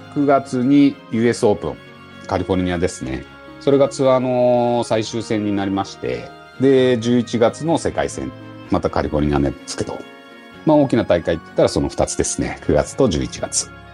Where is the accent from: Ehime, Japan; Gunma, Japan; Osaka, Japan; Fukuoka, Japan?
Gunma, Japan; 自分群馬県出身で海なし県っていうところもある